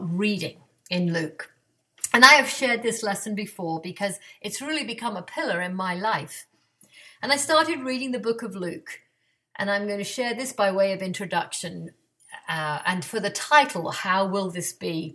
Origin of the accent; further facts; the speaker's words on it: England, United Kingdom; now in Atlanta, United States; I grew up in England